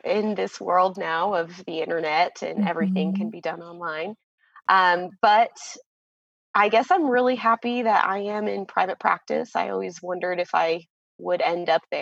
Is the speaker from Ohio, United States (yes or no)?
no; Florida, United States; moved away as an adult; also born or lived in Chile; now in Nevada, United States; I'm from Florida, and I have just moved to Nevada with my husband